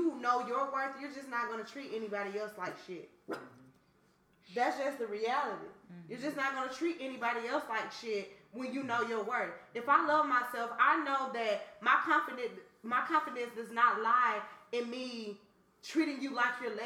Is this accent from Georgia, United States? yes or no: yes; Atlanta, Georgia, United States; I'm from Atlanta